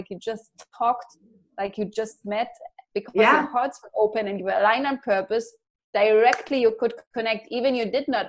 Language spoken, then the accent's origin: English; Germany; Like I come from Germany, right?